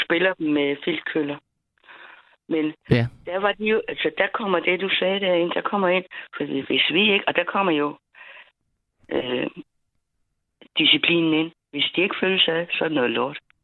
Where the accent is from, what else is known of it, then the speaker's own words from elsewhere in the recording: Funen, Southern Denmark, Denmark; vi kommer fra Fyn